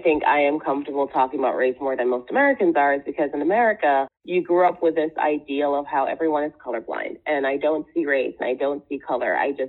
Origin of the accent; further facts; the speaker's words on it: Jamaica; also born or lived in Trinidad and Tobago; now in United States; I didn't grow up here. I grew up in the Caribbean. I grew up in the West Indies, and I grew up in Jamaica, and I grew up in Trinidad, where we talk about race all the time.